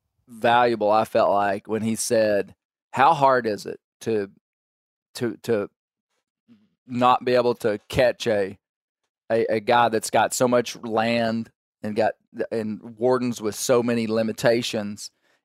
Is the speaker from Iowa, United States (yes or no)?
no; Kentucky, United States; Do they just keep sending a guy from another state? I'm from Kentucky.